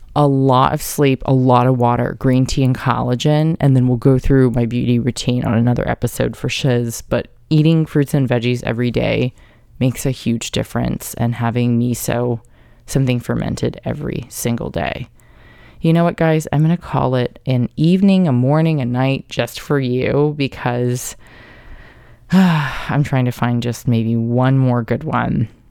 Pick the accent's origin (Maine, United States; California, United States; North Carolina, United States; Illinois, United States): California, United States; Carlsbad; also born or lived in New York; I grew up there in San Diego in Carlsbad